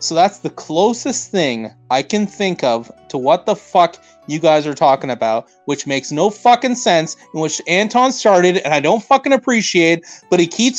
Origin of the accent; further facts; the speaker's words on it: Canada; because I'm a Canadian. I'm a fucking Canadian, and I'm going to say what I think.